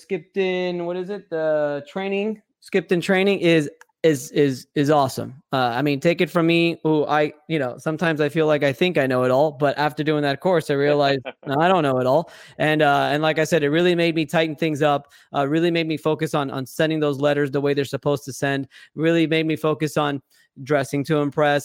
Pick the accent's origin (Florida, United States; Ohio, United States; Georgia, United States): Florida, United States; Miami; my hometown, Miami, I love it to death